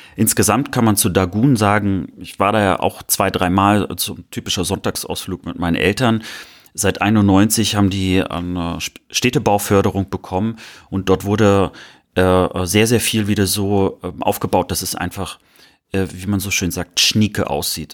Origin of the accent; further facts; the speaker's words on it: Mecklenburg-Vorpommern, Germany; moved away; Meine Postleitzahl äh, aus der Heimat beginnt ja mit einer 18